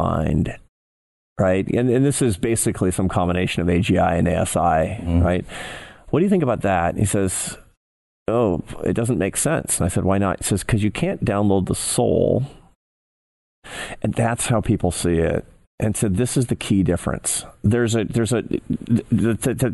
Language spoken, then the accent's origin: English; Seattle, Washington, United States; moved away; It was in my hometown. I grew up in Seattle